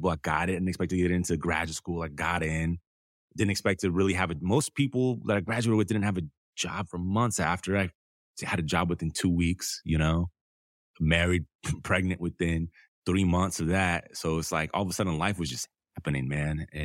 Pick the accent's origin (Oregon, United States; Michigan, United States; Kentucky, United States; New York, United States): Michigan, United States; Detroit; My grandma was from Detroit. I grew up in Detroit, East State Fair Road.